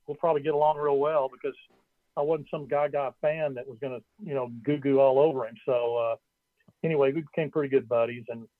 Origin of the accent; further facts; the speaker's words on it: Dallas, Texas, United States; also born or lived in Austin; I grew up in Dallas